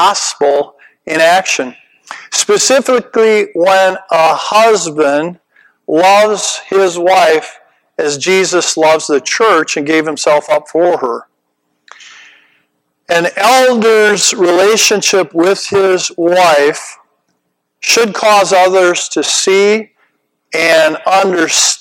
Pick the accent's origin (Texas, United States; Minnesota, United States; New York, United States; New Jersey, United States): Minnesota, United States; my home state of Minnesota